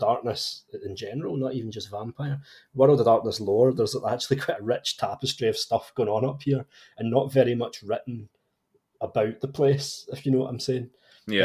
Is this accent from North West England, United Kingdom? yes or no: no; Scotland, United Kingdom; my home country of Scotland